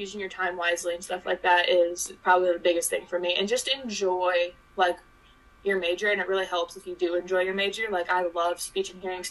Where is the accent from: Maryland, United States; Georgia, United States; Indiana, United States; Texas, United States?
Indiana, United States; Kokomo; I'm from Kokomo, Indiana